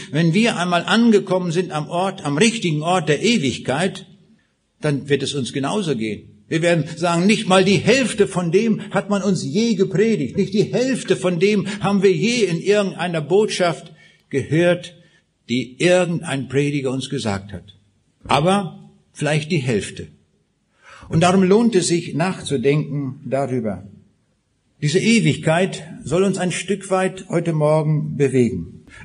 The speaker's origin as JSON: {"language": "German", "region": "Kaliningrad Oblast", "country": "Russia", "tie": "born there", "said": "Ich sagte eben schon, ich bin geboren in Rheineck in Ostpreußen, 125 Kilometer noch östlich von Königsberg."}